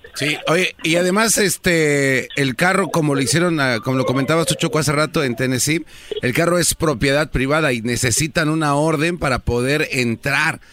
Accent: Mexico; soy mexicano

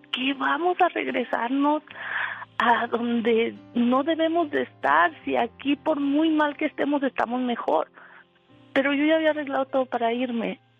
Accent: Mexico; moved away as an adult; lo que yo dejé en mi pueblo que me dejaron me dejaron sin nada, me quitaron casas, terrenos, todo, todo, todo me robaron. Y entré en una depresión muy fuerte. Tengo 20 años aquí y yo me quería regresar a México.

